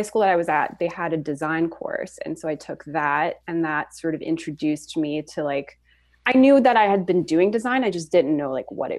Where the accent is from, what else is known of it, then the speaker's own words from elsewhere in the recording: Switzerland; also born or lived in Florida / Montreal; now in Toronto, Canada; I'm originally from Switzerland and then moved to Florida.